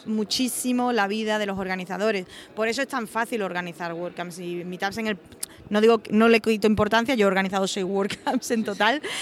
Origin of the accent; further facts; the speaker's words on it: Osuna, Andalusia, Spain; also born or lived in Seville; soy de Osuna, un pueblecito de Sevilla, pero he vivido muchísimos años en Sevilla